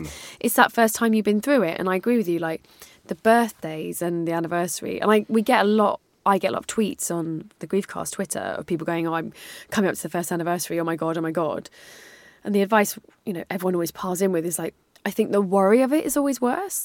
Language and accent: English; United Kingdom